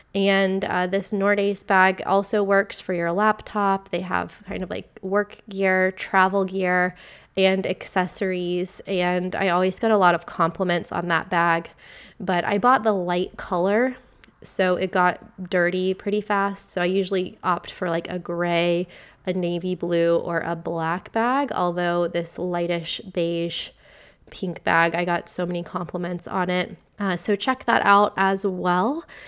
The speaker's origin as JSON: {"language": "English", "town": "Vero Beach", "region": "Florida", "country": "United States", "tie": "born or raised there", "also_born_or_lived": "United Kingdom / Amsterdam", "moved": "as an adult", "said": "I've just gotten back to my hometown and my home state of Florida, a town called Vero Beach, Florida"}